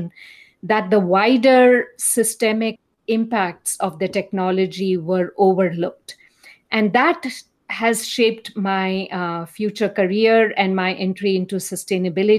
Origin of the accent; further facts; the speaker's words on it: India; now in United States; as you can probably make out from my accent, I'm from India